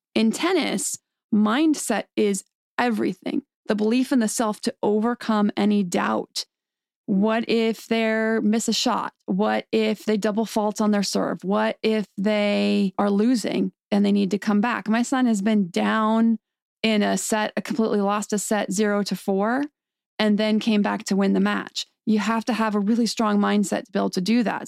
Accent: State College, Pennsylvania, United States; moved away; also born or lived in Santa Clarita, California; I grew up in State College, Pennsylvania

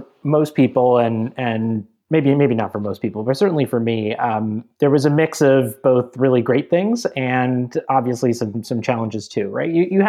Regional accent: Minnesota, United States; also born or lived in Georgia; I grew up largely in Minnesota and Georgia in areas that, I wouldn't say were probably the most diverse in the country

